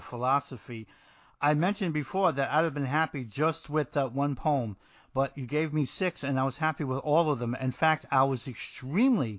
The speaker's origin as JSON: {"language": "English", "region": "New Jersey", "country": "United States", "said": "I'm from New Jersey"}